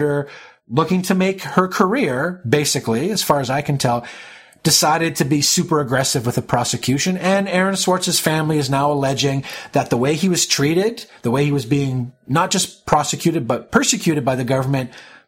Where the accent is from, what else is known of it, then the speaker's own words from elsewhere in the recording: Canada; as a Canadian